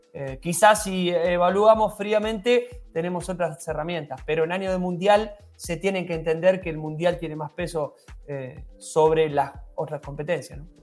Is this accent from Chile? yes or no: no; Argentina; siendo argentino